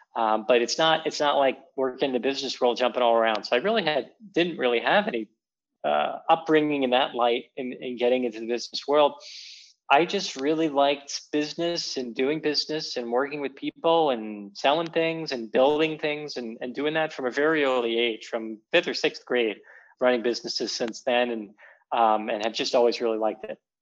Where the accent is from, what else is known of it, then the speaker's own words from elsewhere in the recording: Philadelphia, Pennsylvania, United States; I'm from Philadelphia originally